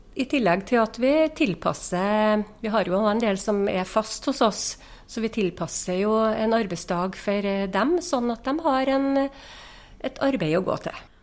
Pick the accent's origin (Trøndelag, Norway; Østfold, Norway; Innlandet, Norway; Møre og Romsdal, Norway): Trøndelag, Norway; Inderøy; jeg er jo ekte innrøyning, så jeg har jo vært her hele livet